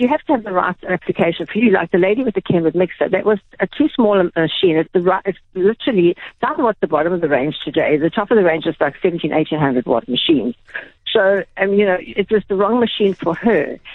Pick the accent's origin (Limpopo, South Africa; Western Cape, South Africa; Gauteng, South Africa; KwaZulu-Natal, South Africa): KwaZulu-Natal, South Africa; Durban; i grew up in Durban